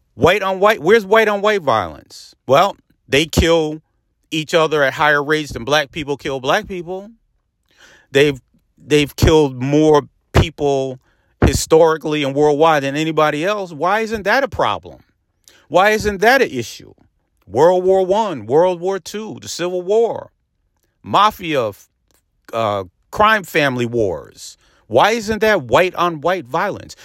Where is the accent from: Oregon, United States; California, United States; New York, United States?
New York, United States; Peekskill; in my hometown of Peekskill